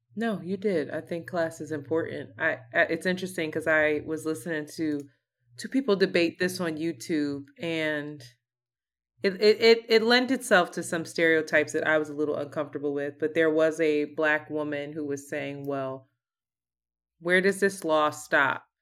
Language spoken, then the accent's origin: English; Philadelphia, Pennsylvania, United States; moved away as an adult; also born or lived in New York City; now in Brooklyn, United States; We are from Philadelphia and we rep Philly hard